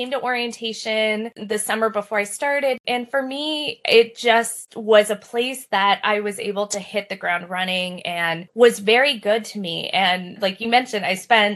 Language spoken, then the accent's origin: English; El Paso, Texas, United States; moved away as an adult; also born or lived in San Antonio, Texas; I was born and raised in El Paso